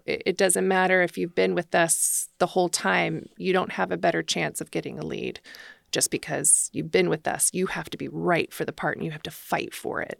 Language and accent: English; Placerville, California, United States; born or raised there; also born or lived in San Francisco, California